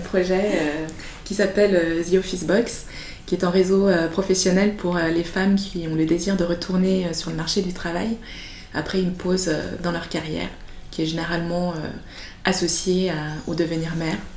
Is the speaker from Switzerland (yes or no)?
yes; Switzerland; also born or lived in Madagascar; Je suis arrivée en Suisse euh, quand j'avais 4 ans